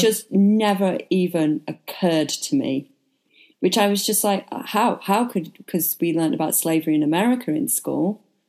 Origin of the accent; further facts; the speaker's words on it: United Kingdom; I am British.